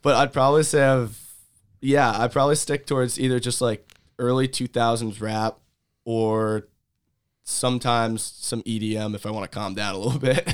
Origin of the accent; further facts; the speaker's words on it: Monmouth County, New Jersey, United States; growing up in Monmouth County